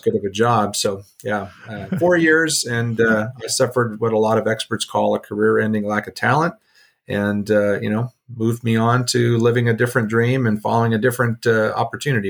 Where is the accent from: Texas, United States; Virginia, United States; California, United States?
California, United States; Southern; moved away as an adult; also born or lived in South Dakota; my background is I grew up in Southern California.